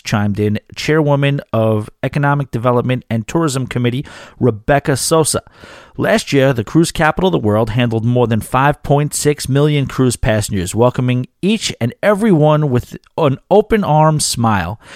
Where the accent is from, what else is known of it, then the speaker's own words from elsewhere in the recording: New York City, New York, United States; moved away; New York City, my hometown, a town that I probably will end up living back in at some point